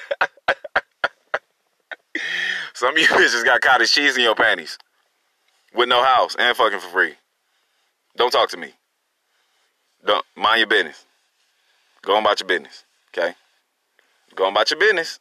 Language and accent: English; Long Beach, California, United States; now in Durham, United States; I'm from California. I'm from Long Beach, by the way. You know, shout out to Long Beach. I'm from the East.